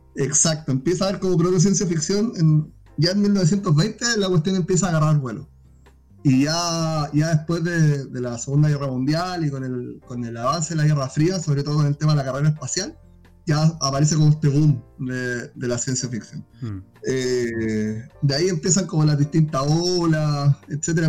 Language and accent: Spanish; Iquique, Tarapacá, Chile; Y la mayoría somos de Iquique